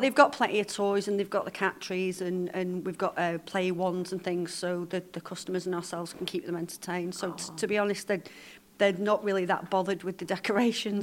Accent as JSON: {"language": "English", "area": "Lancashire", "region": "North West England", "country": "United Kingdom", "moved": "yes", "lives_now": "Isle of Man", "said": "I'm from Lancashire originally, but I've, I've been here for over 30 years"}